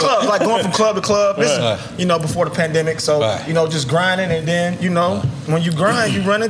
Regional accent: Cobb County, Atlanta, Georgia, United States; now in Los Angeles, United States; Cobb County.

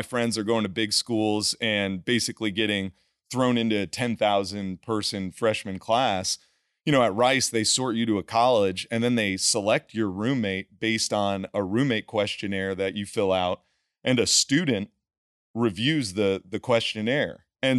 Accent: Northeast, United States; growing up in the Northeast, it is an intensely competitive, great school systems, you know, public schools, a lot of competition to go to one of those like Ivy League Northeast schools

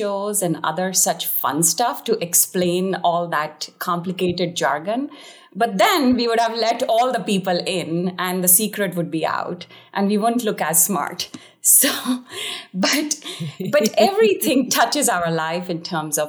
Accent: India; I was born in India

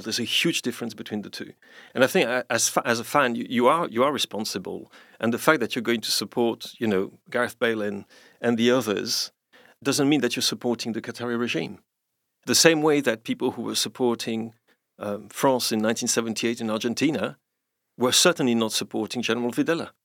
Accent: London, United Kingdom; I, am a Londoner myself too

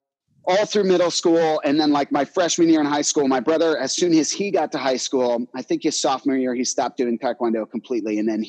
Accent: Annandale, Virginia, United States; I grew up in Annandale, Virginia, which is a little suburb of DC. It's like 10 minutes outside of DC.

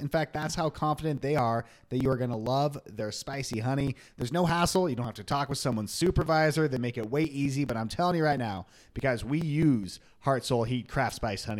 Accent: Long Beach, California, United States; moved away; we're from there.

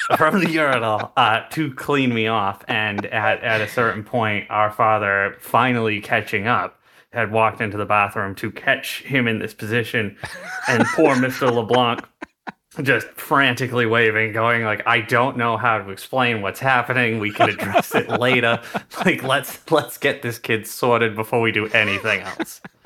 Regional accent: New Bedford, Massachusetts, United States; accent: older New England accent; we grew up in New Bedford, Massachusetts

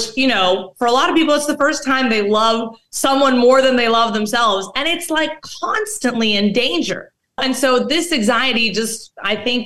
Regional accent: Mexico; I'm actually from Mexico

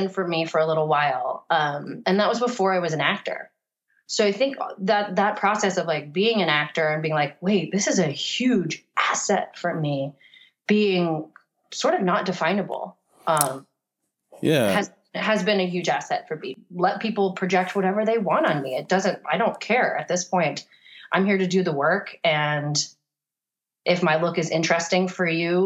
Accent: Florida, United States; moved away; also born or lived in Virginia; when I grew up in Florida, everyone's tan there all the time

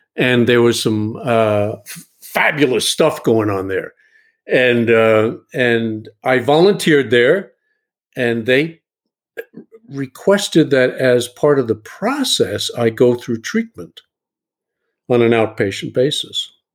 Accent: New York City, New York, United States; now in Buda, TX, United States; I'm from New York City, uh, originally

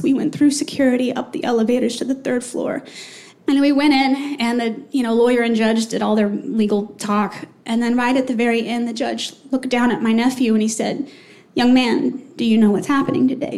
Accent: Texas, United States; moved away; fly home to Texas to be with my sweet, lovely five year old nephew

